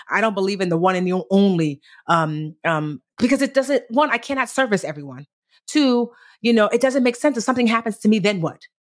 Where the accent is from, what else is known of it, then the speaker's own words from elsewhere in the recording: New Jersey, United States; I was born in Jersey, but both of my parents were born in Nigeria